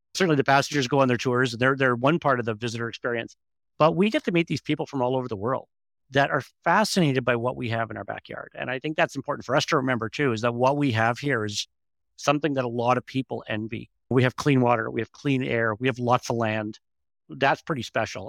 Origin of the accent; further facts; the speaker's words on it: Northern Ontario, Canada; Gordon and I are both born and raised in the North, and it would take a lot I think for either of us to leave the North, we love it here